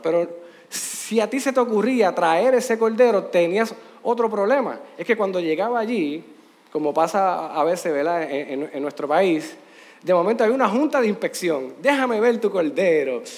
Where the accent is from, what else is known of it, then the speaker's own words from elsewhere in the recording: Puerto Rico; Aquí en Puerto Rico